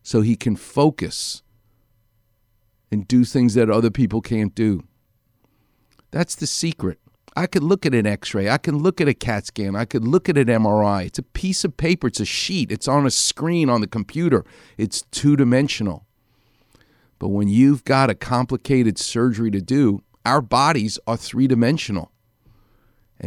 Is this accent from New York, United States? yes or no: yes; New York City, New York, United States; accent: Far Rockaway; now in Los Angeles, United States; my Far Rockaway accent